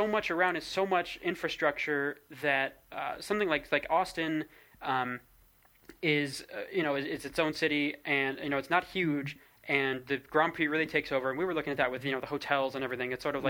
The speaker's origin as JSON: {"language": "English", "region": "England", "country": "United Kingdom", "said": "as an English person, or sorry, a British person, I should say, because some folks are Scottish as well."}